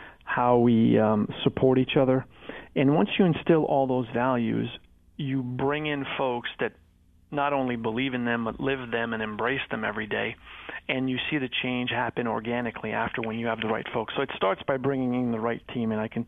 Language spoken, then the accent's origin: English; Montreal, Quebec, Canada; French-Canadian. Yeah, {S2} French-Canadian. {S3} I grew up in Montreal.